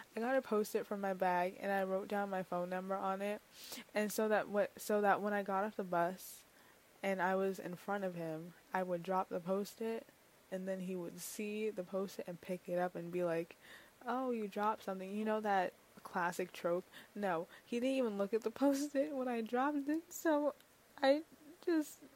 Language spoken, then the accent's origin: English; New York City, New York, United States; I'm from New York City